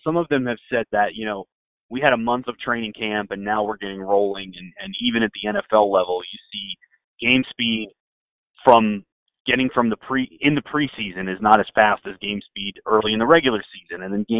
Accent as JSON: {"language": "English", "region": "Florida", "country": "United States", "tie": "born or raised there", "said": "I grew up in Florida"}